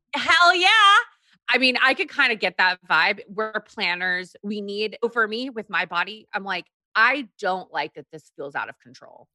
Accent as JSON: {"language": "English", "region": "Texas", "country": "United States", "tie": "born or raised there", "also_born_or_lived": "Korea", "said": "I grew up in Texas um, after we moved from Korea"}